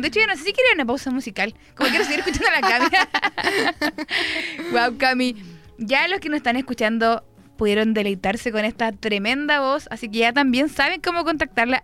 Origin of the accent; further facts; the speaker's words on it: Concepción, Biobío, Chile; Yo también soy muy penquista.